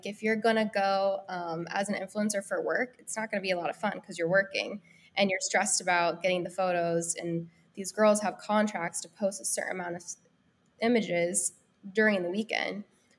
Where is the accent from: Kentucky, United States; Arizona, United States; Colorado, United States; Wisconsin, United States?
Colorado, United States; Denver; also born or lived in Los Angeles, California; now in Nashville, United States; I lived in LA for 6 years. I'm originally from Denver, Colorado. And during the pandemic, the California prices just didn't make sense anymore. And we had been coming to Nashville a little bit and kind of just decided on a whim to move out here 6 months ago.